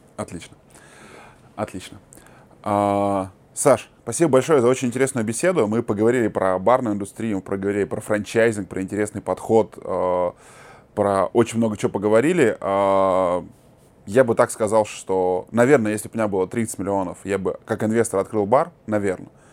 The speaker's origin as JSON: {"language": "Russian", "country": "Kazakhstan", "said": "Мы, казахи"}